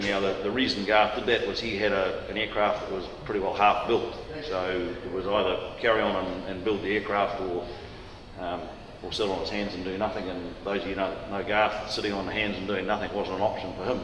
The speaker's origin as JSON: {"language": "English", "region": "Waikato", "country": "New Zealand", "tie": "born or raised there", "also_born_or_lived": "Tokoroa", "moved": "as an adult", "said": "I was born in Tokoroa, raised in and around the Waikato, did all my schooling in the Waikato."}